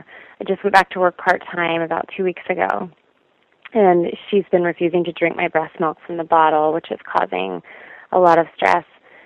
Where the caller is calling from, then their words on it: Colorado, United States; I'm calling from Colorado.